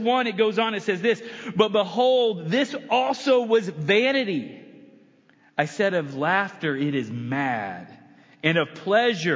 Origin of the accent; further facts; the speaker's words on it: United States; I'm American